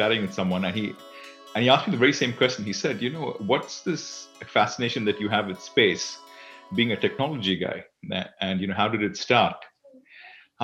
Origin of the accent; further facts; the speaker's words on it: Singapore; I am from Singapore